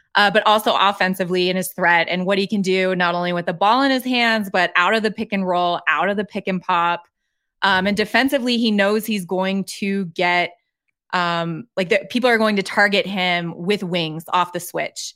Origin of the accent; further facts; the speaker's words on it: Colorado, United States; I grew up in Colorado